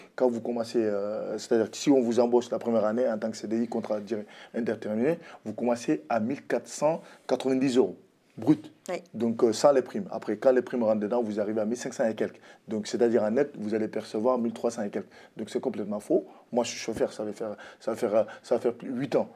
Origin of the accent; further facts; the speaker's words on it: France; je suis français d'immigration, de l'immigration